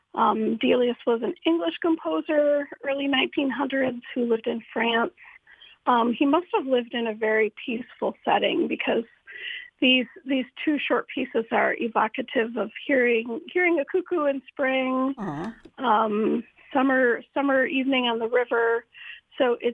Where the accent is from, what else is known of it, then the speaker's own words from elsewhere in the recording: Holland, Michigan, United States; I grew up in Holland, went away to school to study music, and came back